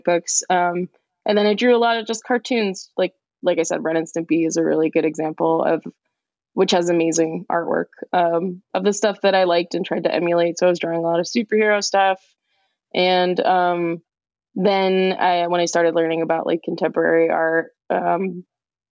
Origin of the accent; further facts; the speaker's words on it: Elizabeth, New Jersey, United States; I grew up in Elizabeth, New Jersey in the, late 90s, early 2000s